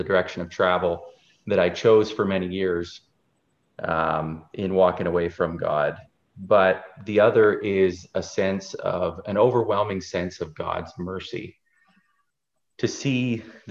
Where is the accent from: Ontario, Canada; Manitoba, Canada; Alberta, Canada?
Alberta, Canada; Cochrane; also born or lived in Calgary; I'm from Cochrane.